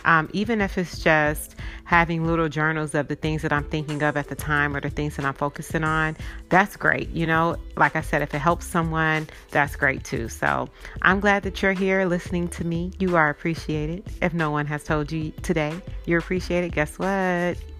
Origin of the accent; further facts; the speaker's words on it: California, United States; also born or lived in Chicago; we came from Chicago all the way to California